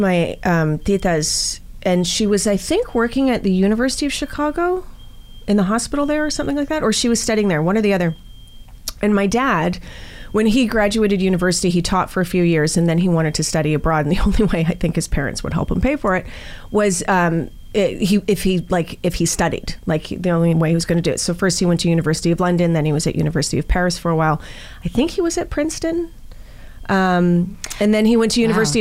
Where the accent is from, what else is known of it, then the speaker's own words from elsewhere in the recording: Canada; I'm Canadian